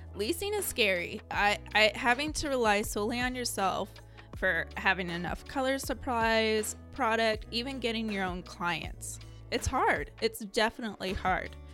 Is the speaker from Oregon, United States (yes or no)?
yes; Scappoose, Oregon, United States; I grew up in Scappoose, Oregon, just 30 minutes away from Portland